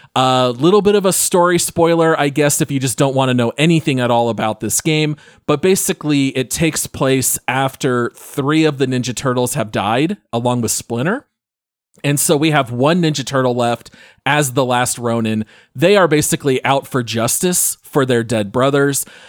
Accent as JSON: {"language": "English", "town": "Phoenix", "region": "Arizona", "country": "United States", "tie": "born or raised there", "said": "Ryan and I grew up in the Phoenix area"}